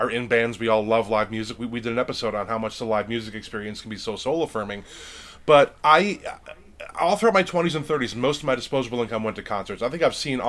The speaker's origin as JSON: {"language": "English", "town": "Lake Geneva", "region": "Wisconsin", "country": "United States", "tie": "born or raised there", "said": "I grew up in Lake Geneva, Wisconsin, which is a very touristy, lake-based kind of a town in southeastern Wisconsin"}